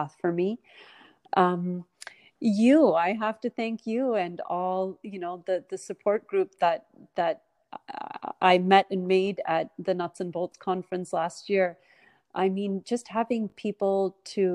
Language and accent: English; Canada; moved away as an adult; now in United States; I grew up in Canada